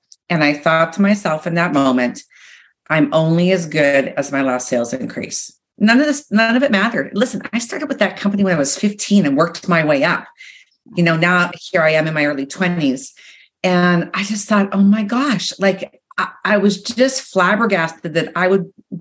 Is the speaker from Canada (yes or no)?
yes; Regina, Saskatchewan, Canada; moved away as an adult; I had left where I grew up, which was Saskatchewan, Regina